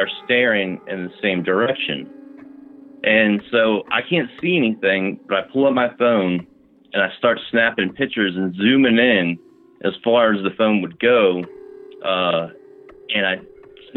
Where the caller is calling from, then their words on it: Virginia, United States; I'm calling from Virginia